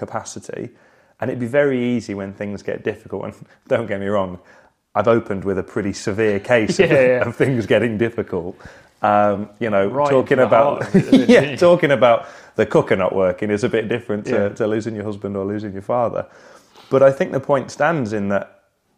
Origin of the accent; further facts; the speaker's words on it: Sale, North West England, United Kingdom; moved away as an adult; I grew up in Manchester in Sale, a suburb of Manchester